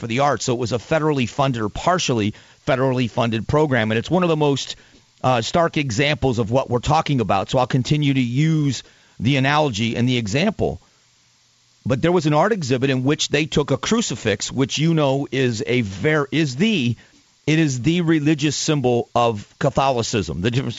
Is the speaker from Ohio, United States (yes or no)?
no; Arizona, United States; including the state I live in, my home state of Arizona.